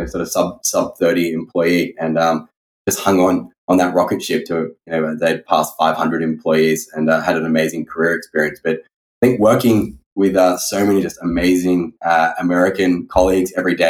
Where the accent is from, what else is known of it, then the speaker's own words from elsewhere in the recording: Sydney, New South Wales, Australia; moved away; I hail from Sydney, Australia. I originally grew up in a family of entrepreneurs